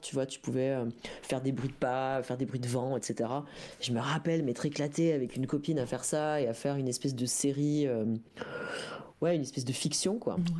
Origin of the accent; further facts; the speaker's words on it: Dole, Bourgogne-Franche-Comté, France; moved away; j'ai grandi dans le Jura, tu vois, à Dole